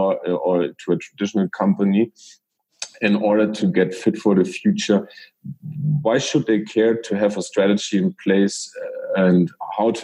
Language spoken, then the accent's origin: English; Germany; English is a second language; we are talking English and we both are Germans